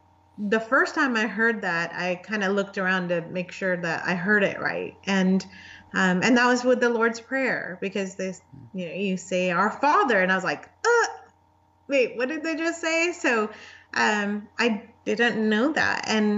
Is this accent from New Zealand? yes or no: no; Pakistan; also born or lived in Saudi Arabia / United Arab Emirates; now in United States; I was born in the Middle East. Yeah. And I lived in Saudi Arabia and I lived in United Arab Emirates. But my background is I'm from Pakistan.